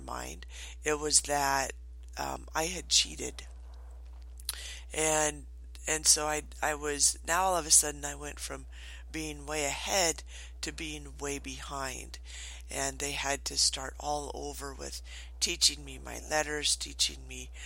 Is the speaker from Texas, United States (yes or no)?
no; Morton, Washington, United States; also born or lived in Twin Falls, Idaho; I was born in Twin Falls, Idaho, but I grew up in Morton, Washington on a dairy farm.